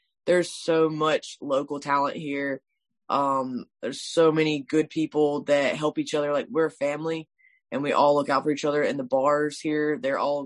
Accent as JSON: {"language": "English", "town": "Swansea", "region": "South Carolina", "country": "United States", "tie": "born or raised there", "said": "my hometown, Swansea."}